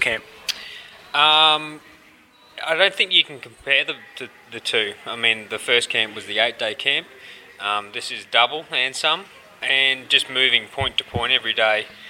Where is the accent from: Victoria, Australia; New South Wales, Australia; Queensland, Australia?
Queensland, Australia; Brisbane; I'm from Brisbane, Australia